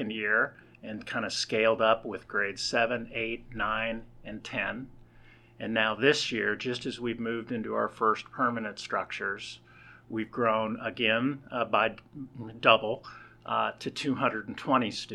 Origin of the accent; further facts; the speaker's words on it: Kansas City, United States; also born or lived in New Jersey; now in Bentonville, United States; I grew up in Kansas City.